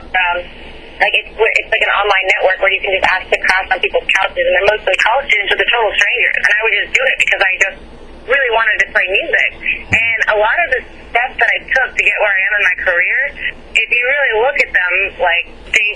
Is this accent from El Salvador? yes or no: yes; El Salvador; moved away; also born or lived in Nashville; the country I was born in El Salvador.